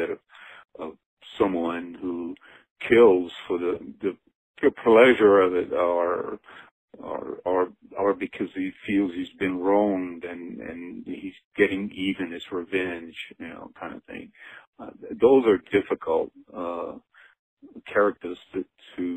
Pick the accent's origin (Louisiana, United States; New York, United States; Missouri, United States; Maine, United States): Louisiana, United States; Cajun; I'm definitely Cajun